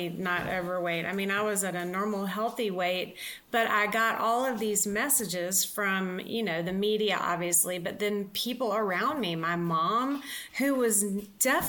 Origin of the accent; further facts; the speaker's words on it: the South, United States; I was raised in the South, which I mean, I adore living in the South and being raised there